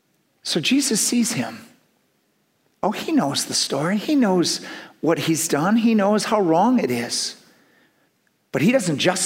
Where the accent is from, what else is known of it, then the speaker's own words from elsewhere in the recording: Milton, Wisconsin, United States; also born or lived in Madison, Wisconsin; I'm from Milton, Wisconsin